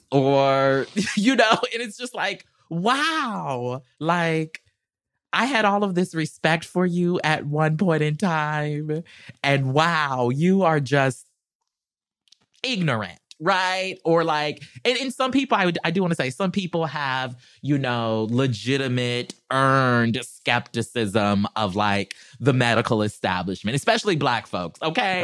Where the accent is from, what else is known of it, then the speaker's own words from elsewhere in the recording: South Carolina, United States; now in Los Angeles, United States; I'm country, I'm from South Carolina